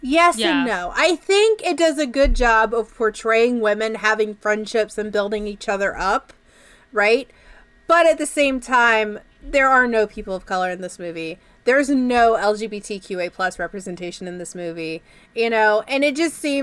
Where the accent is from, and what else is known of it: Canada